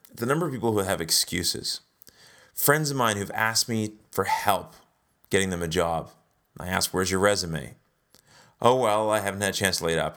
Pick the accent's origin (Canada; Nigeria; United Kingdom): Canada; also born or lived in South Africa; We're Canadian, but we lived there for a few years.